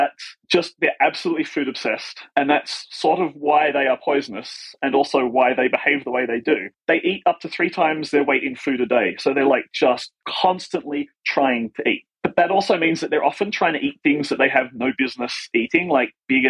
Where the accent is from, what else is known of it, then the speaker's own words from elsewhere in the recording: Australia; moved away as an adult; also born or lived in United States; when moving to the US, realize that there is some sort of like cultural knowledge that you assume as an Australian